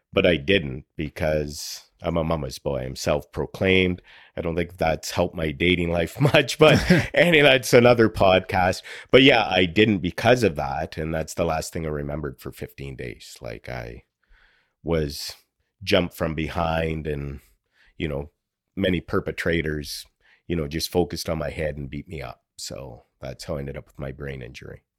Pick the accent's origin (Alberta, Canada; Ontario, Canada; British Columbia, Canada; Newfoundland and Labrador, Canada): Ontario, Canada; Sault Ste. Marie; I was born and raised in Sault Ste. Marie, Northern Ontario.